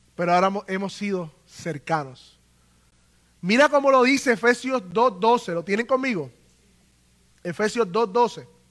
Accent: Puerto Rico; nosotros los puertorriqueños, ¿verdad? Que nacimos en el Estado Libre Asociado de Puerto Rico

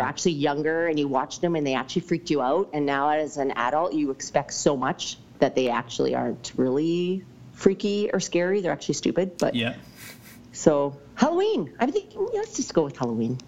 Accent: Lumby, British Columbia, Canada; I grew up in Lumby

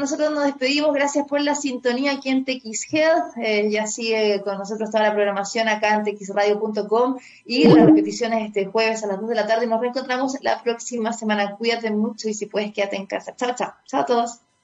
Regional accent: Chile; ya soy chilena, ya han pasado ya tres generaciones

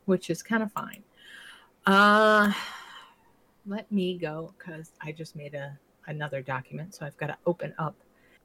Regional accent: Rhode Island, United States; I grew up in Rhode Island

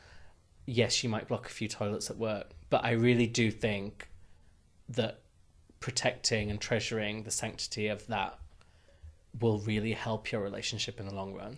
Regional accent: the north of England, United Kingdom; accent: northern; my northern accent

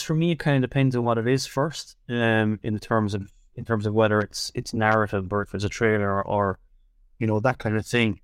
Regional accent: Tipperary, Munster, Ireland; moved away as an adult; also born or lived in Dublin; I'm from Tipperary originally.

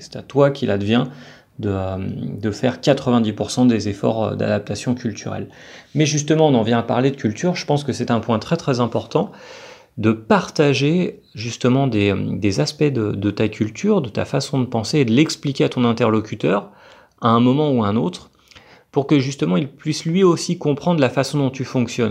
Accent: France; now in Colombia; en tant que Français

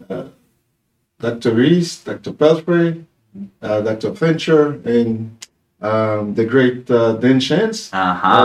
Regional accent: Haiti; from Haiti, a preacher of the gospel.

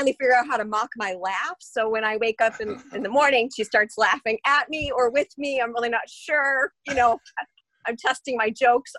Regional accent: Morton Grove, Illinois, United States; moved away; I grew up in Morton Grove, Illinois, on the border of Skokie

